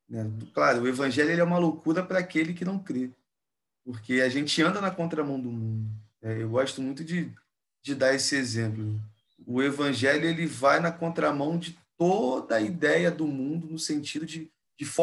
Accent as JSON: {"language": "Portuguese", "region": "Rio de Janeiro", "country": "Brazil", "said": "E aí, como um bom carioca, a gente tem uma, uma gíria aqui que a gente fala, né?"}